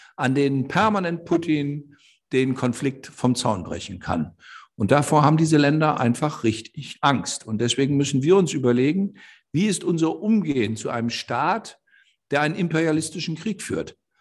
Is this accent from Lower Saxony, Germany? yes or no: yes; Osterholz-Scharmbeck, Lower Saxony, Germany; ich komme aus einer Gegend, ich bin ja in Ostdeutsch-Scharmbeck geboren